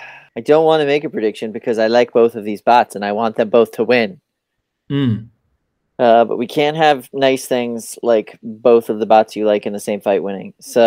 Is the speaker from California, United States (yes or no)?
no; New York City, New York, United States; we're also all from Brooklyn